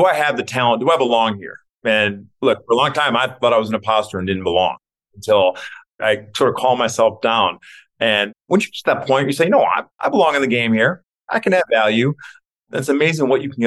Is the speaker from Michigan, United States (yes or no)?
yes; Detroit, Michigan, United States; growing up in Detroit